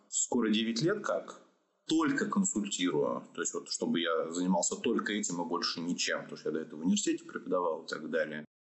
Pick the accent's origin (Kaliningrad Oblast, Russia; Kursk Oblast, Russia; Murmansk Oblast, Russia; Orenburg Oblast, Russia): Orenburg Oblast, Russia; Orenburg; born there; also born or lived in Saint Petersburg / Moscow; Я родился в Оренбурге, учился в Петербурге, работал в Москве.